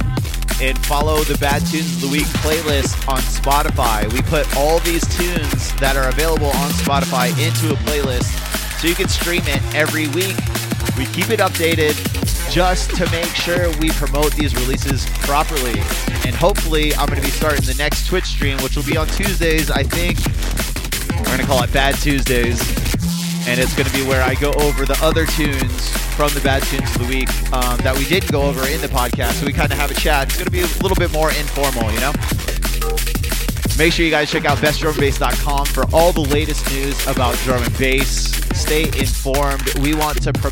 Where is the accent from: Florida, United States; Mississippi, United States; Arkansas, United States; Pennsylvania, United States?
Florida, United States; moved away; I'm originally from Florida